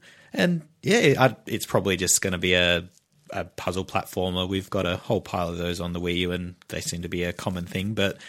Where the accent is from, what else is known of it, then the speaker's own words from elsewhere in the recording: Australia; It's a podcast where we talk about Nintendo and we're from Australia.